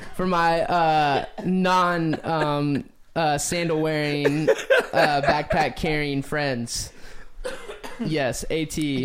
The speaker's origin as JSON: {"language": "English", "country": "United States", "said": "as Americans in general"}